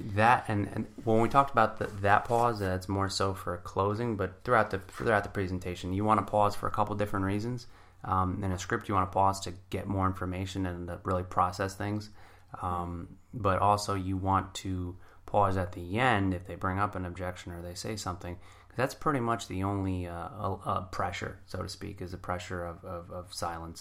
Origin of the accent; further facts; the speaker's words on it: New Jersey, United States; I grew up in Jersey